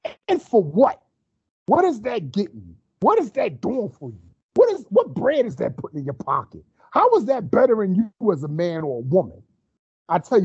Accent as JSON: {"language": "English", "country": "United States", "tie": "born or raised there", "said": "a black man born and raised in America"}